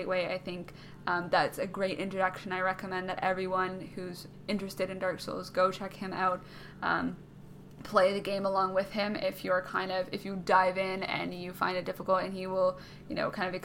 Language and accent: English; Canada; I'm Canadian